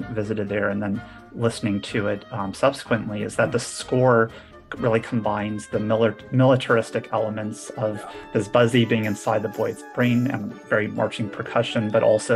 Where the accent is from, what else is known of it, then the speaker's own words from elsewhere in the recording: Phoenix, Arizona, United States; now in Fayetteville, United States; I grew up in Phoenix, Arizona